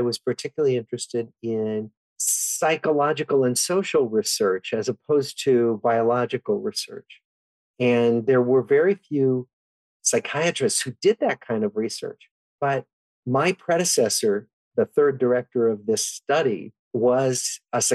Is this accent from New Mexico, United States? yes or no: no; Des Moines, Iowa, United States; my background, I grew up in Des Moines, Iowa